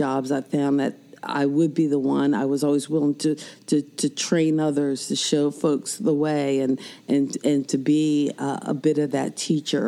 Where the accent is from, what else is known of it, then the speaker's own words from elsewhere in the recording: Philadelphia, Pennsylvania, United States; also born or lived in New Jersey; now in North Carolina, United States; I'm originally from Philadelphia, so even though I'm the North Carolina Assistant Principal of the Year, not originally from North Carolina